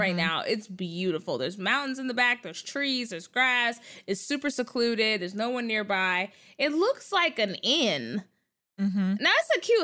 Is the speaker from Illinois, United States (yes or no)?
no; Texas, United States; I'm from Texas